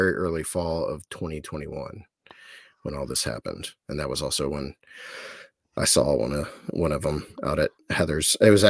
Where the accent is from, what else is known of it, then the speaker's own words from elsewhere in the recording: Bolivar, Ohio, United States; I grew up in Bolivar, which is no one knows where that's it's a tiny town off of 77 between like New Philadelphia and Canton.